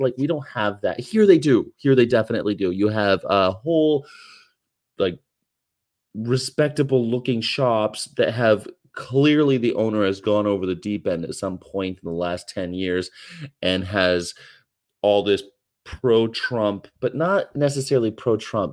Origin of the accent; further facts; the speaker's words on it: California, United States; as a Californian